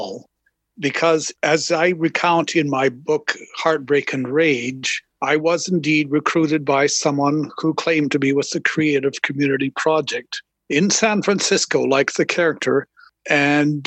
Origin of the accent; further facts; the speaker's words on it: Calgary, Alberta, Canada; I'm from Calgary, Alberta